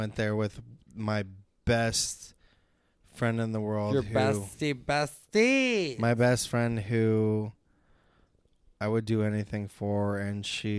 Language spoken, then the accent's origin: English; Los Angeles, California, United States; My hometown.